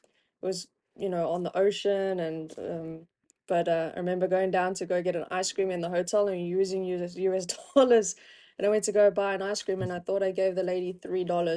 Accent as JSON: {"language": "English", "country": "South Africa", "tie": "born or raised there", "said": "Growing up in South Africa, obviously cricket's a big sport"}